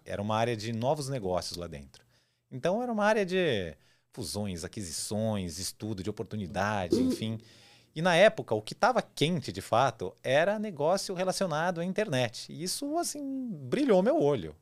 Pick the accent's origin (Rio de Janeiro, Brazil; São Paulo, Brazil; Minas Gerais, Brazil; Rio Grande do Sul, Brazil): São Paulo, Brazil; also born or lived in Campinas/Valinhos/Vinhedo area, São Paulo state; eu nasci em São Paulo, cresci em São Paulo, morei sempre aqui